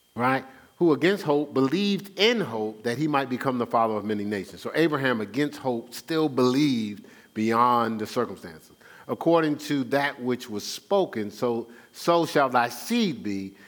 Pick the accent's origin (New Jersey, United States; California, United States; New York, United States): New Jersey, United States; Newark; I'm born and raised in Newark, New Jersey